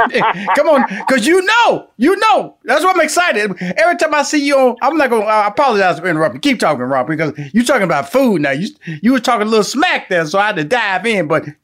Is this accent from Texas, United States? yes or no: yes; Houston, Texas, United States; You know, I'm born and raised in Houston, Texas, and my initial background became the person I am, right?